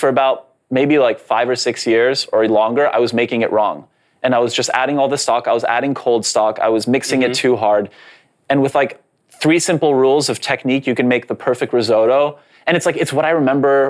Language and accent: English; Canada; first language Polish; English is a second language; I was born in Canada, but I was raised very Polish, it was my first language